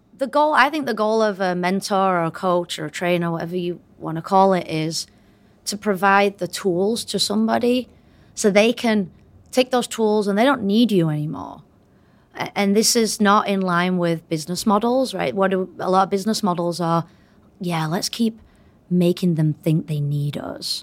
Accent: United Kingdom; moved away as an adult; now in United States; But I did come here, um, as a Brit, and I was here for twenty years as, as a Brit

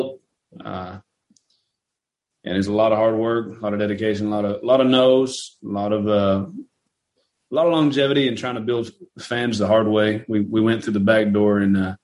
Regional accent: Hereford, Texas, United States; also born or lived in Amarillo, Texas / Lubbock, Texas; I'm from Hereford, Texas. I was born in Amarillo. Grew up in Hereford, graduated out of Amarillo

